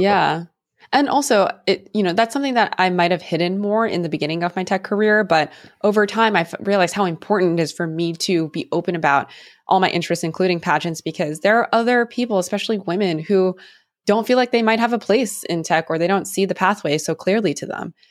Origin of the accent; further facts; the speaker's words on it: San Francisco, California, United States; growing up in the Bay Area